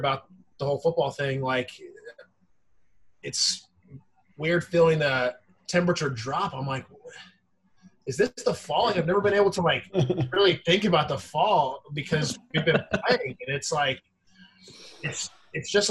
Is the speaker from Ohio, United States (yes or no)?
no; Nashville, Tennessee, United States; moved away as an adult; also born or lived in Ithaca, New York; now in Brooklyn, United States; I grew up in Nashville, born in Ithaca, but the majority of my life was spent in Nashville.